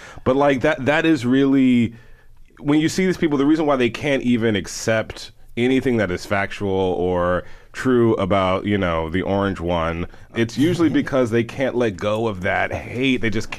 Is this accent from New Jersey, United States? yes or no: no; Houston, Texas, United States; born or raised there